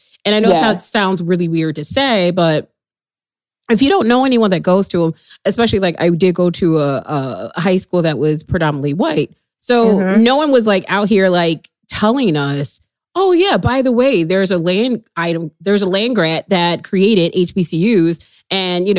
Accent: Chicago, Illinois, United States; as a Chicagoan myself

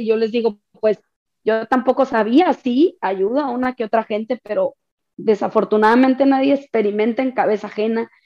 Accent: Sonora, Mexico; soy de Sonora

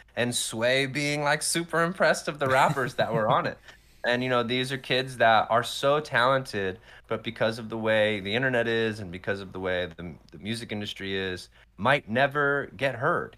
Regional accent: Morrisville, Pennsylvania, United States; born or raised there; moved away; also born or lived in Atlanta, Georgia

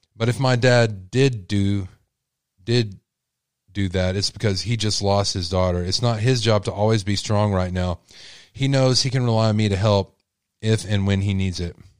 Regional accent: Texas, United States; I'm from Texas, y'all, and I have an accent sometimes

